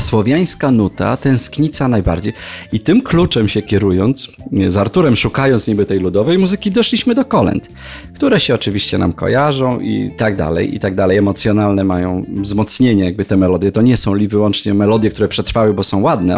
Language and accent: Polish; Jelenia Góra, Lower Silesian Voivodeship, Poland; z moim przyjacielem, z którym się znam od siódmego roku życia z Jeleni Góry, naszej rodzinnej